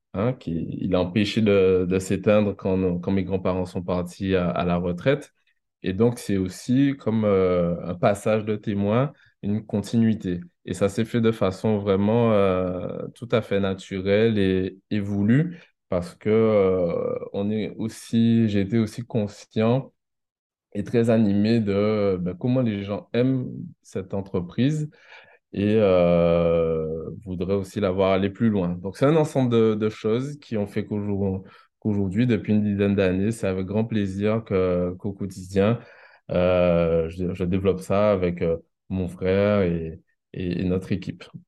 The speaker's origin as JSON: {"language": "French", "town": "Pointe-à-Pitre", "country": "Guadeloupe", "tie": "born or raised there", "also_born_or_lived": "Le Moule, Guadeloupe / Baie-Mahault, Guadeloupe", "said": "j'ai vécu entre Pointe-à-Pitre et Bémao"}